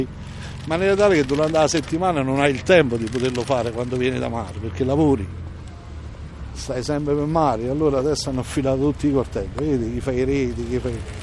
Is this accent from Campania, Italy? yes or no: yes; Procida, Campania, Italy; now in Fiumicino, Italy; io sono originario di Procida, Napoli, isola di Procida